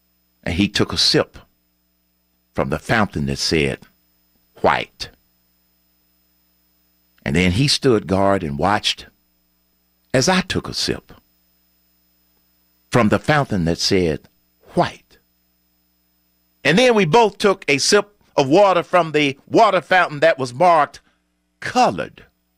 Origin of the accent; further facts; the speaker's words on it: Atlanta, Georgia, United States; I grew up in Atlanta. I attended elementary school in Atlanta. I attended high school in Atlanta. I attended college in Atlanta, Morehouse College.